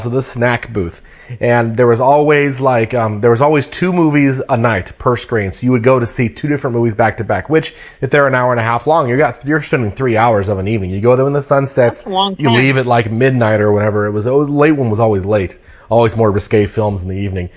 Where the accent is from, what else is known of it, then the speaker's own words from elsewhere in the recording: Colorado, United States; now in Washington, United States; my hometown